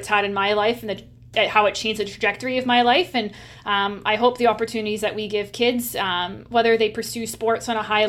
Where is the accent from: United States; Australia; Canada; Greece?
Canada; Nanaimo, British Columbia; my hometown in Nanaimo